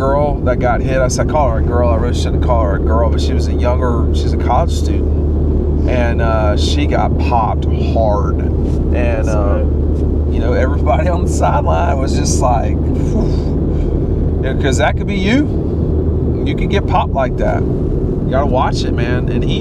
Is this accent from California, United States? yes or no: no; Atlanta, Georgia, United States; I grew up in Atlanta